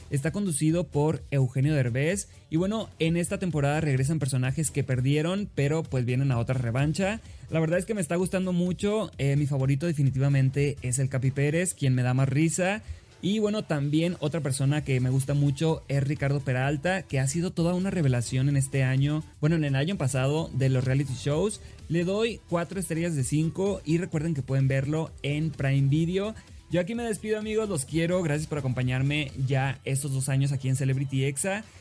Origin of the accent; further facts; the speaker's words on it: Sinaloa, Mexico; soy de Sinaloa